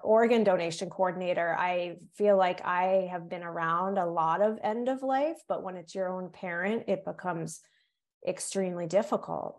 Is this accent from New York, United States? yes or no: no; Cape Cod, Massachusetts, United States; accent: Yankee; also born or lived in North Carolina; now in Massachusetts, United States; on Cape Cod, where I was raised